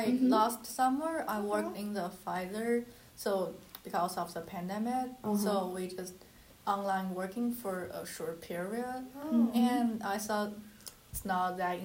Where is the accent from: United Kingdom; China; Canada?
China; moved away as an adult; I'm an international student from China.